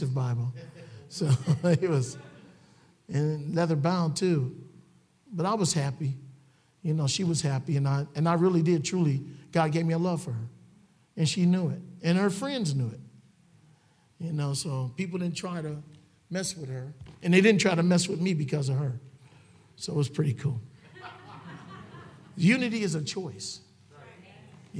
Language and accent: English; Cleveland, Ohio, United States; I'm a ghetto boy. I come from Cleveland, Ohio. I come from the projects